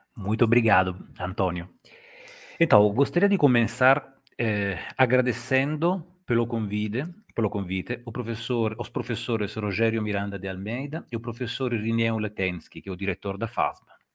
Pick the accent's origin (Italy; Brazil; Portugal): Italy; accent: Italian; Portuguese is a second language; o meu sotaque eh, italiano é muito carregado